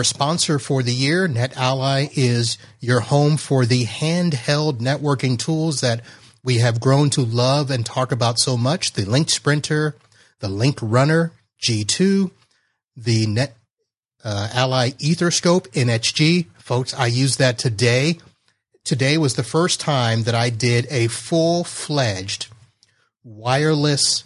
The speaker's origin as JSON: {"language": "English", "region": "South Florida", "country": "United States", "said": "I'm from South Florida"}